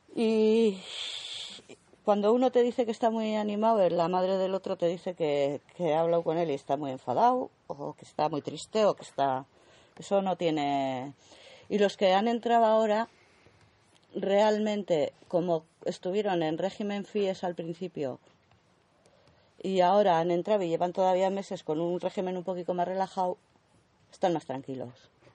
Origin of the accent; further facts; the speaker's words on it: Altsasu, Navarre, Spain; los chiquitos de mi pueblo